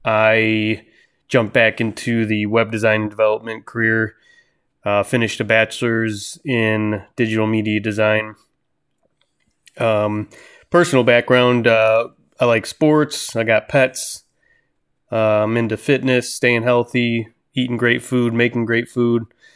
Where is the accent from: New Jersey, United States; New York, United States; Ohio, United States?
Ohio, United States; Cleveland; My professional background, I grew up in Cleveland, Ohio.